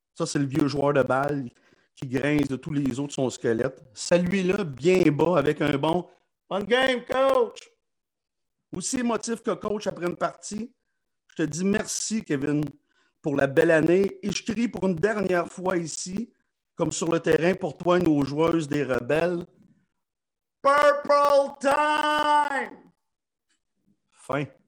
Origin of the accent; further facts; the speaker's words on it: Lachute, Quebec, Canada; je suis né à la chute dans un quartier qui s'appelle le Petit Canada